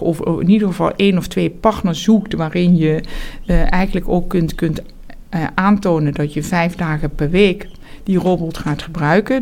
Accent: Heerlen, Limburg, Netherlands; moved away as an adult; also born or lived in Amsterdam; now in Amersfoort, Netherlands; ik ben opgegroeid in Zuid-Limburg, in, eh, in Heerlen. En daar heb ik tot mijn achttiende gewoond

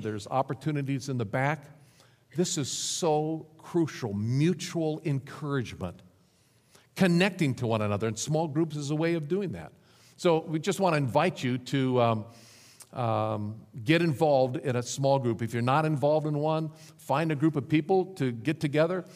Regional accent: Nebraska, United States; moved away as an adult; also born or lived in Dallas, Texas; back to my home state of Nebraska, to a little rural church

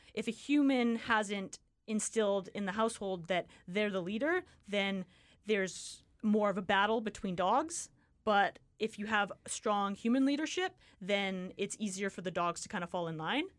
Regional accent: Richmond, British Columbia, Canada; moved away as an adult; now in Kamloops, Canada; I grew up in Richmond.

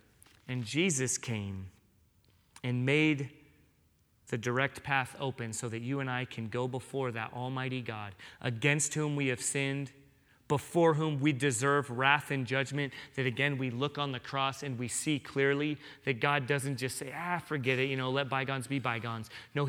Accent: San Diego, California, United States; I grew up in San Diego, so for me, when I hear that, I picture great white sharks.

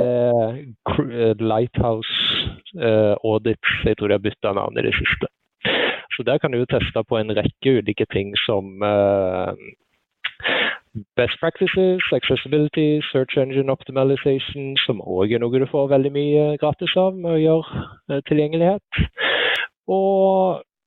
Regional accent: Sandnes, Rogaland, Norway; moved away as an adult; now in Oslo, Norway; Jeg er eh, født og oppvokst på Lura, som er rett med Forusletta på Sandnes

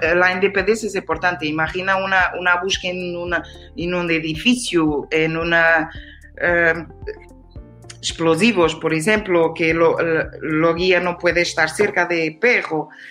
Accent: Portugal; Spanish is a second language; yo soy de Portugal

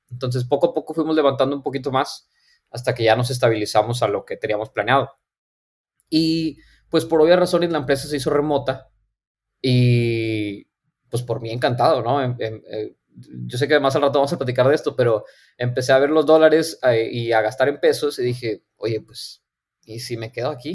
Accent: Monterrey, Nuevo León, Mexico; moved away as an adult; also born or lived in Silicon Valley; soy de aquí de Monterrey, Nuevo León. Ahorita estoy viviendo aquí otra vez. Em, yo nací, crecí aquí toda mi vida

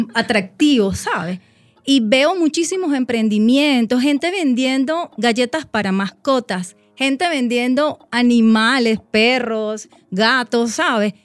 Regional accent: Venezuela; en mi país

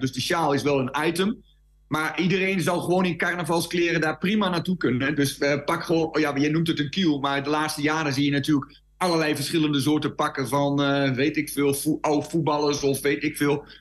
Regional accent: Twente, Overijssel, Netherlands; bij ons in Twente, de Twentse spreuk en de Twentse spraak

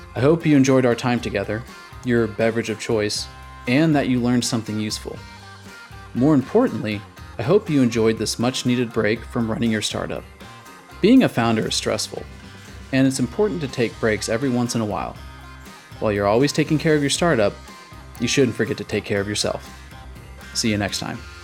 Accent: Texas, United States; my home state, Texas

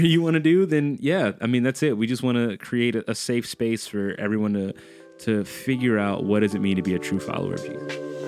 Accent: New Orleans, Louisiana, United States; I'm from New Orleans, Louisiana

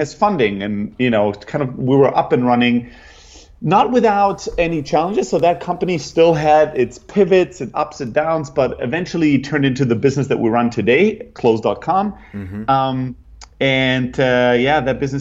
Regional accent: Germany; moved away as an adult; also born or lived in Greece / San Francisco; I'm originally from Greece, grew up in Germany, kind of factory worker, family, typical immigrants

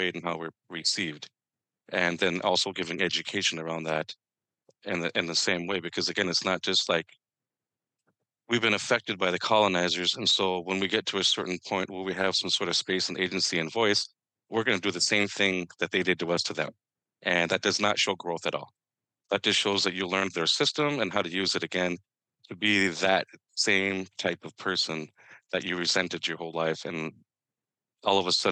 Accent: Minnesota, United States; I come to you from Northeast Minneapolis, but I originated from the state of Minnesota

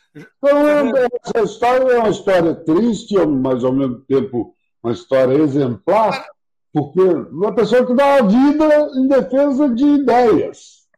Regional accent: Brazil; eu sou brasileiro

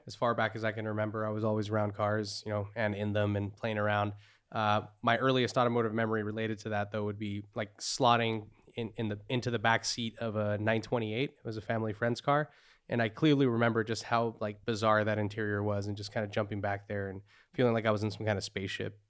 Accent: Santa Cruz County, California, United States; I grew up in Santa Cruz County

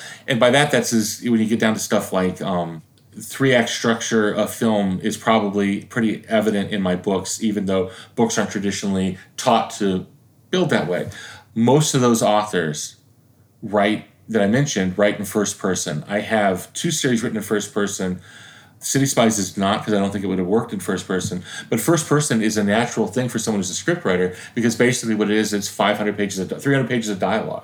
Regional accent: Florida, United States; this is my home state. I am a public school kid

